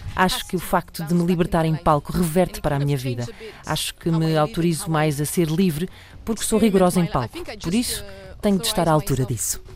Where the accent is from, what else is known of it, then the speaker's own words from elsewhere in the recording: France; first language French; Portuguese is a second language; sou francesa